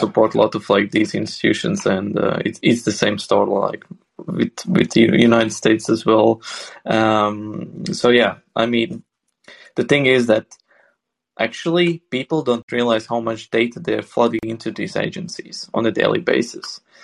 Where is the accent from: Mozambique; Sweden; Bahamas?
Sweden